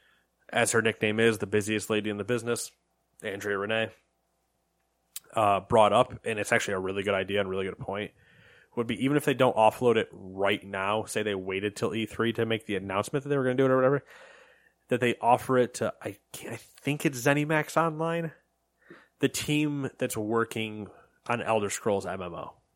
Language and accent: English; United States; We're American.